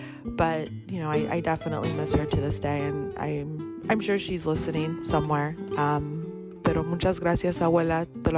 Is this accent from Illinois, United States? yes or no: no; San Diego, California, United States; I'm from San Diego, born and raised.